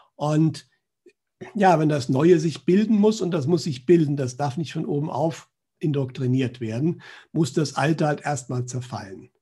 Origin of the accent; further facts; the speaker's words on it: Germany; Bei uns in Deutschland